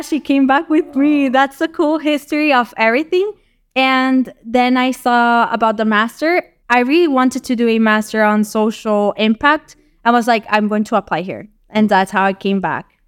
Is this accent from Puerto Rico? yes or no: yes; Puerto Rico; moved away as an adult; now in Portugal; I live, like, on the west side of the island